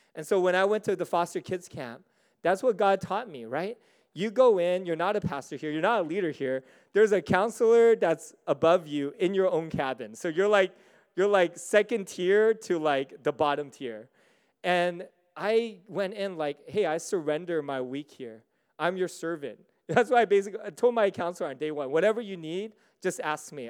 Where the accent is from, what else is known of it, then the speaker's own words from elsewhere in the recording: United States; also born or lived in Singapore; I'm American. I'm American through and through